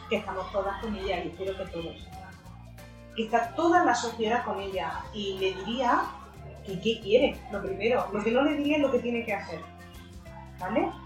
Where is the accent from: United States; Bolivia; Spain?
Spain; Córdoba, Andalusia; siendo cordobesa